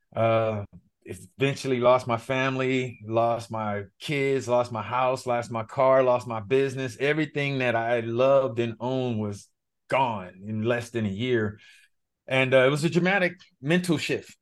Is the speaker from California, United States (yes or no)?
yes; Los Angeles, California, United States; I was born and raised in Los Angeles, specifically Pacoima, California